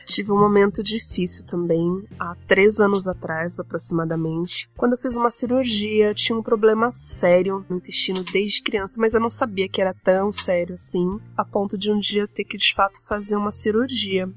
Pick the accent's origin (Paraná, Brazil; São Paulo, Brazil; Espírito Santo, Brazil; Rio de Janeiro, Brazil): São Paulo, Brazil; como uma menina de periferia, sou da Zona Leste de São Paulo